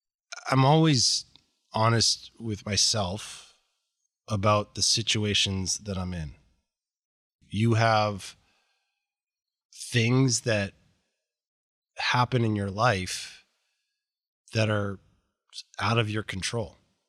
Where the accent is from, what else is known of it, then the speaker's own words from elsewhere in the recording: Boston, Massachusetts, United States; I grew up in outside of Boston in a very affluent suburb of Boston, and life was amazing.